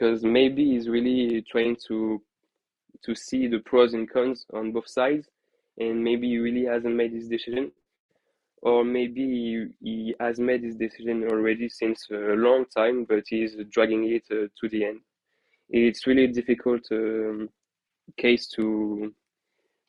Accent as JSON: {"language": "English", "town": "Paris", "region": "Île-de-France", "country": "France", "tie": "born or raised there", "moved": "yes", "said": "As myself, a former Parisian, I was born in Paris"}